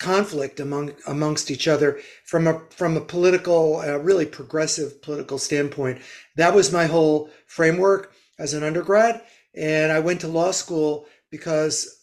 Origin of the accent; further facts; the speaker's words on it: Northeast, United States; I'm from the Northeast